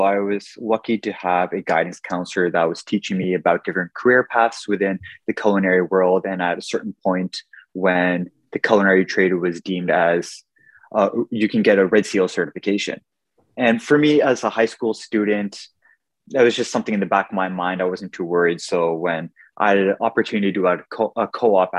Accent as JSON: {"language": "English", "town": "Ottawa", "region": "Ontario", "country": "Canada", "tie": "born or raised there", "said": "I'm born and raised in Ottawa"}